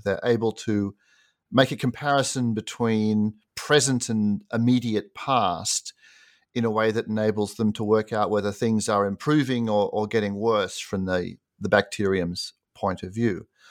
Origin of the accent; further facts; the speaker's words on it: Sydney, New South Wales, Australia; moved away as an adult; also born or lived in United States; I grew up in Sydney, Australia, and did an undergraduate degree there.